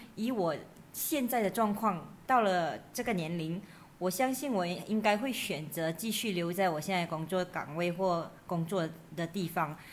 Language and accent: Chinese; Muar, Johor, Malaysia; moved away; 我回到我的家乡，麻婆的时候